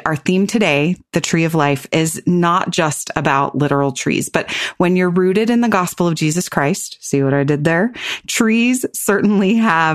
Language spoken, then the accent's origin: English; Pennsylvania, United States; moved away as an adult; now in Utah, United States; When I was growing up in Pennsylvania